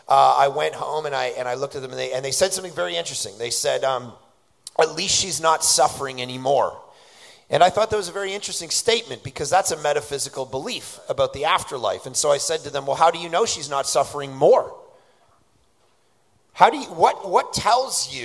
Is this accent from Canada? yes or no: yes; Toronto, Ontario, Canada; I grew up in Toronto.